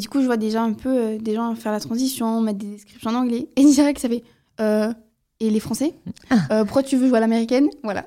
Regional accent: southern France, France; je viens du Sud

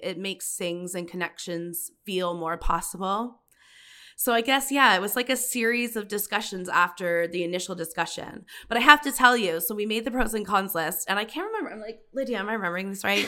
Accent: Paris, Ontario, Canada; also born or lived in United Kingdom; now in Ottawa, Canada; I'm from Paris, Canada.

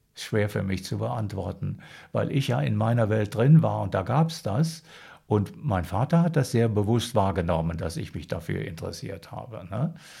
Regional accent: Sauerland, North Rhine-Westphalia, Germany; also born or lived in Münster / Heiligenstadt, Thuringia; sind wir dann von Heiligenstadt da ins Sauerland gekommen.

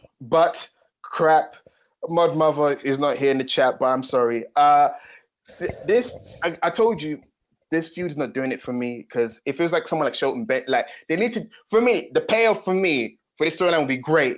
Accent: United Kingdom; I'm actually British, even though from time to time I do stray from the accent. Time to time, I am British. I am not the British of British, but I am British.

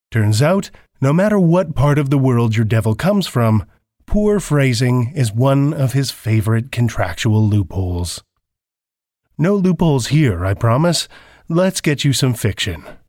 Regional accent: Saskatoon, Saskatchewan, Canada; I'm from Saskatoon, Saskatchewan, Canada

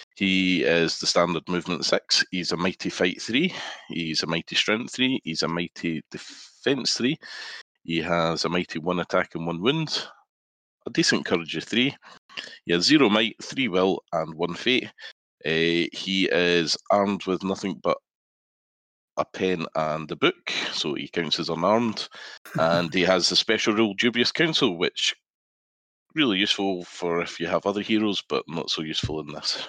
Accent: Scotland, United Kingdom; accent: Scottish; you can probably tell from my accent. I'm based in Scotland, part of the Team Scotland scene up here.

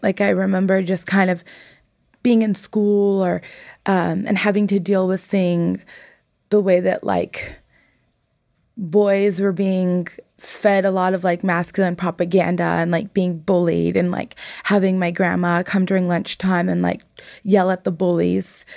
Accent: San Jose, California, United States; I grew up in the Bay Area. I grew up in San Jose

